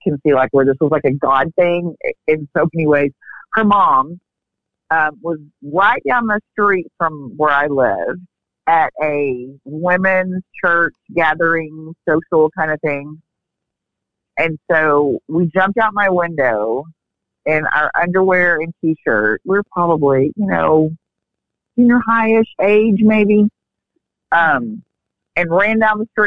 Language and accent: English; Texas, United States; I grew up in Texas.